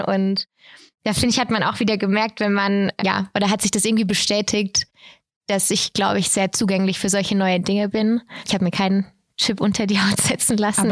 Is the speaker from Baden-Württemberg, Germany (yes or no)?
yes; Bad Mergentheim, Baden-Württemberg, Germany; Ich komme hier aus Bad Mergentheim